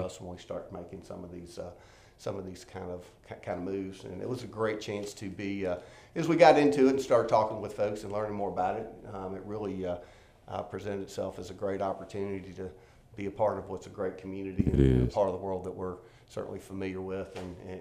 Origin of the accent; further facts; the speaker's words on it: Memphis, Tennessee, United States; also born or lived in Danville, Kentucky; I grew up in Memphis